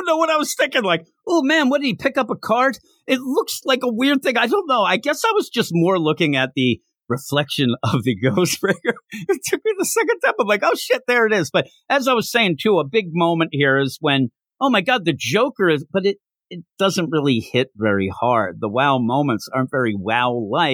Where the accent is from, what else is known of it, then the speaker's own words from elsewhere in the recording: Philadelphia, Pennsylvania, United States; We're from the Philly area